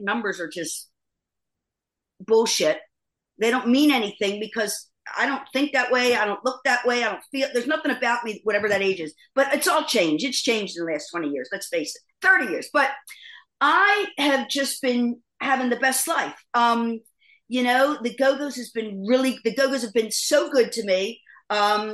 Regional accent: East Coast, United States; now in Los Angeles, United States; I love living here, but I am definitely an East Coast girl

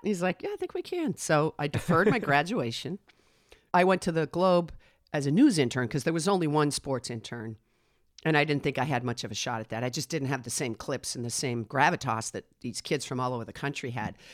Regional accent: Westwood, Massachusetts, United States; also born or lived in Manhasset, New York; I grew up in Westwood, Massachusetts

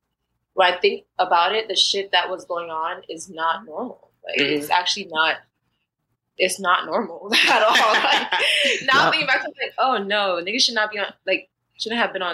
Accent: Florida, United States; also born or lived in Jamaica; I'm like first gen. My mom, I grew up in Florida, but I also grew up in Jamaica

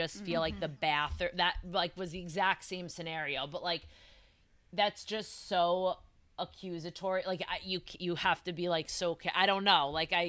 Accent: East Coast, United States; I've never heard of it from the East Coast.

